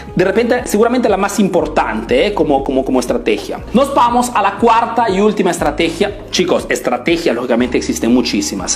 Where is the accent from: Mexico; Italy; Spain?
Italy; Spanish is a second language; also born or lived in Peru; yo he crecido aquí en Italia, ¿ok? Eh, vivo en Italia, hago negocios en Italia, pero soy de origen peruana